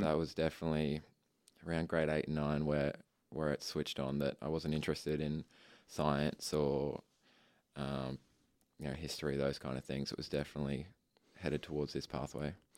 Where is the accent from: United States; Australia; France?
Australia; Ipswich, Queensland; I was born in Ipswich Hospital and I have grown up around Ipswich.